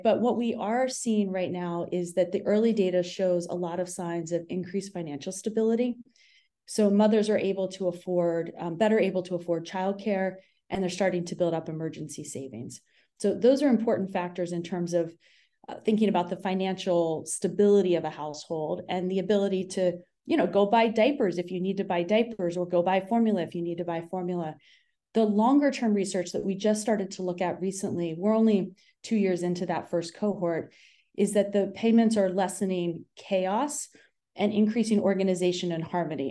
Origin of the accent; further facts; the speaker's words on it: Appalachia, United States; moved away; I grew up in the Appalachian foothills on the Ohio West Virginia border, and I witnessed poverty firsthand every day of my childhood